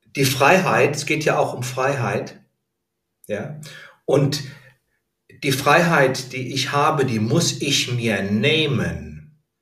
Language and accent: German; Heidesheim, Rhineland-Palatinate, Germany; moved away as an adult; also born or lived in Berlin; sobald ich mein Abitur habe, ziehe ich aus dem Elternhaus aus. Ich bin von Heidesheim nach Berlin gezogen